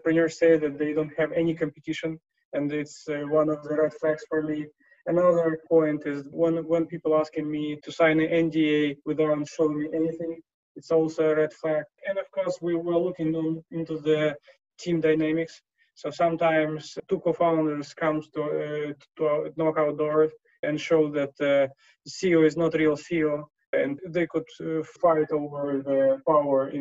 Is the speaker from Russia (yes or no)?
yes; Moscow, Russia; also born or lived in Siberia; now in London, United Kingdom; So I was born in Siberia, grew in Moscow, and now investing out of London.